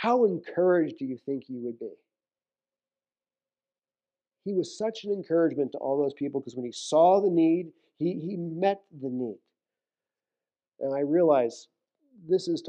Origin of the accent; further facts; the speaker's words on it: New York City, New York, United States; moved away; I'm from New York City area